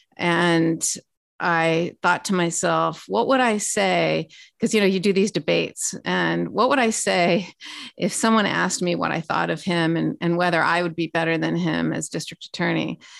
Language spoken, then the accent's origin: English; Los Angeles, California, United States; moved away as an adult; also born or lived in Washington; born and raised in Los Angeles, California